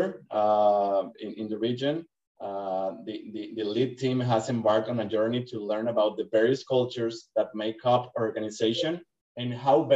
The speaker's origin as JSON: {"language": "English", "town": "Monterrey", "region": "Nuevo León", "country": "Mexico", "tie": "born or raised there", "moved": "as an adult", "lives_now": "McDonough, United States", "said": "I was born in Mexico, in Monterrey, Mexico"}